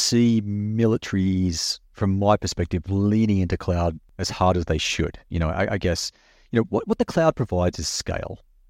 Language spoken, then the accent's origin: English; Australia; now in United States; I'm just an Australian living here and working in the US